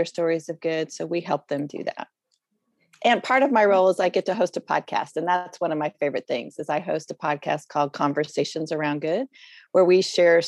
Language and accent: English; Boulder, Colorado, United States; moved away as an adult; now in Oklahoma, United States; I am originally from Boulder, Colorado, and my husband and I have been in Oklahoma for about 20 some years